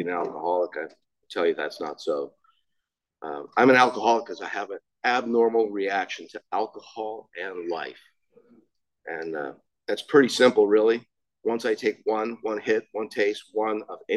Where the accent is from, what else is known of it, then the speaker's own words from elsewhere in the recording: Laguna Niguel, California, United States; I grew up right here in Laguna Niguel.